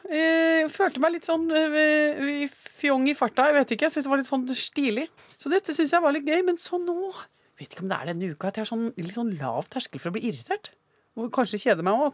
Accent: Basel, Basel-Stadt, Switzerland; also born or lived in France; now in Norway; siden jeg ble født, i Basel i Sveits. Og eh, siden jeg også hadde det oppholdet mm, der bodde i Frankrike, da.

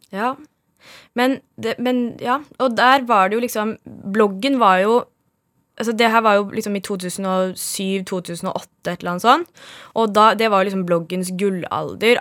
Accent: Oslo, Norway; also born or lived in Bjerke, Oslo; Jeg er født på Bjerke på Linderud i Bjerke bydel, og så flyttet vi til Høybråten da jeg var ett eller to år gammel. Og så har jeg vokst opp i samme samme firemannsboligen siden.

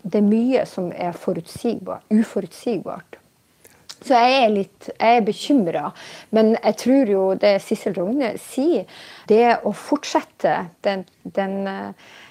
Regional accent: Steigen, Nordland, Norway; da jeg vokste opp i Steigen i Nord-Norge

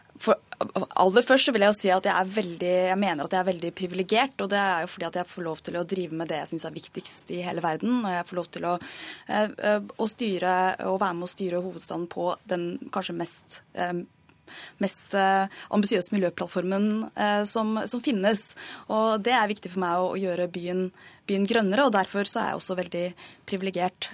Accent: Norway; for meg som er født og oppvokst i Norge og ikke har noe annet hjemland enn det

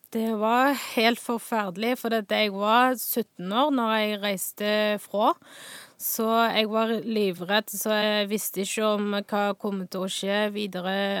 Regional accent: Northwest China, China; Norwegian is a second language; now in Stavanger, Norway; jeg kommer fra Nordvest i Kina.

